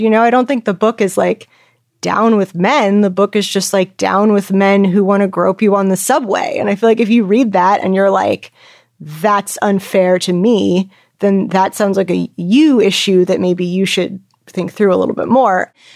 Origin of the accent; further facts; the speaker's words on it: California, United States; I grew up in California